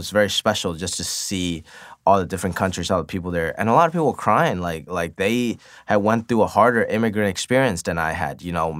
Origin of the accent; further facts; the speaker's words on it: United States; But for me, growing up in America, I chose to pursue my dreams a little more.